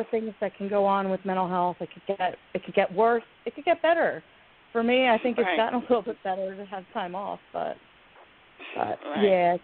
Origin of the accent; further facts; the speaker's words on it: Pennsylvania, United States; I'm from Pennsylvania